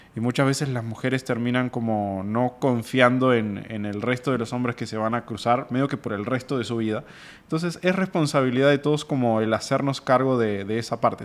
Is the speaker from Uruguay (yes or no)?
yes; San José de Mayo, San José, Uruguay; moved away as an adult; also born or lived in Montevideo, Uruguay; now in Monterrey, Mexico; yo soy, por ejemplo, de San José, una ciudad de 50 mil habitantes